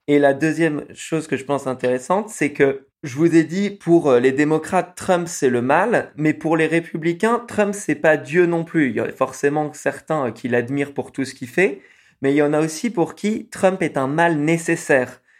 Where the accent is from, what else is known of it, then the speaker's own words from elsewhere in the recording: France; accent: French; j'ai un accent français quand même assez fort.